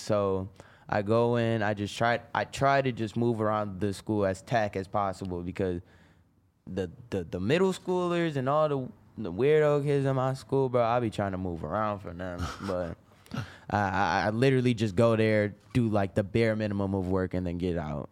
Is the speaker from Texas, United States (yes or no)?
no; Rochester, New York, United States; I'm from Rochester